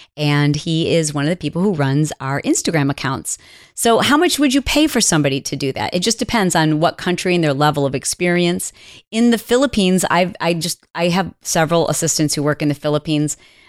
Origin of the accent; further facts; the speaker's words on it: Indiana, United States; I want her to say my name and say that I'm from Indiana.